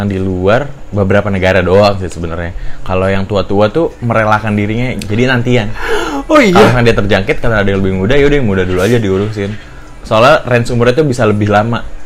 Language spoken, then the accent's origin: Indonesian; Depok, West Java, Indonesia; Iya, yeah, gue gue gue dari Depok.